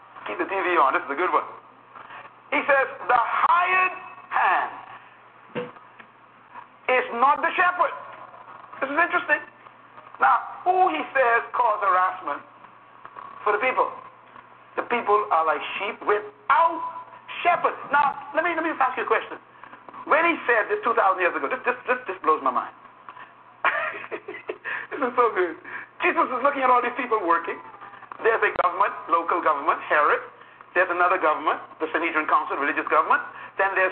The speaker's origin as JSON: {"language": "English", "country": "Bahamas", "tie": "born or raised there", "said": "when I was born in the Bahamas, for example, I was not a citizen of Great Britain, even though we were under Great Britain"}